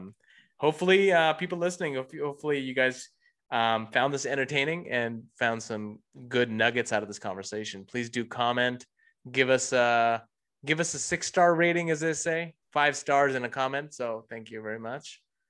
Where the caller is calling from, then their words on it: Carlsbad, California, United States; I'm calling from Carlsbad, California.